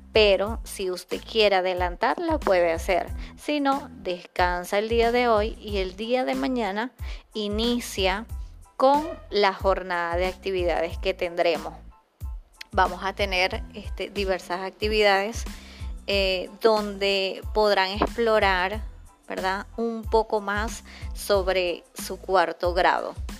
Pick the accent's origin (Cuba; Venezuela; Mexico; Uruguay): Venezuela; nosotros tenemos ese privilegio como venezolanos